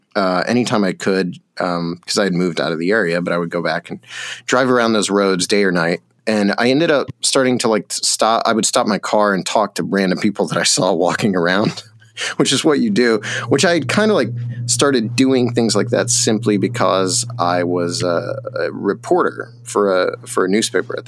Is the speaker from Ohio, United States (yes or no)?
yes; Bolivar, Ohio, United States; the small town I grew up in Northeast Ohio, which is called Bolivar